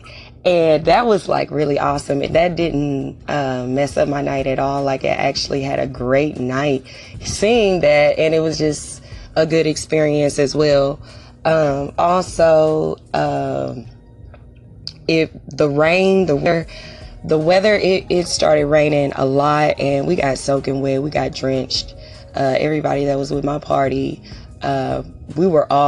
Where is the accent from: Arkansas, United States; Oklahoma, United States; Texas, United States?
Texas, United States; I'm from Texas